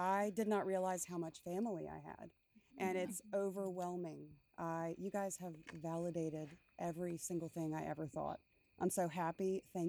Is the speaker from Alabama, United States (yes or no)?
no; Outer Banks, North Carolina, United States; I grew up on the Outer Banks. It's not like the TV show. It's not real nice there, y'all. It's not. I was raised by pirates and wolves.